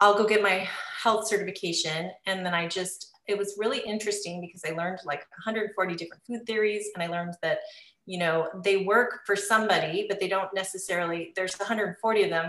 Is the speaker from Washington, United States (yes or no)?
yes; Seattle, Washington, United States; moved away as an adult; now in Southern California, United States; I'm originally from Seattle. We moved to California, Southern California, about 7 years ago.